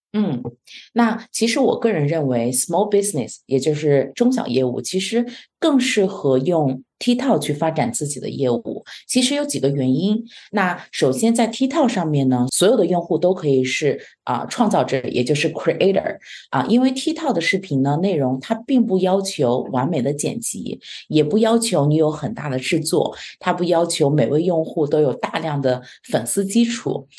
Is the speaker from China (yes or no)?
yes; China; now in Canada; 我们中国人本身在国内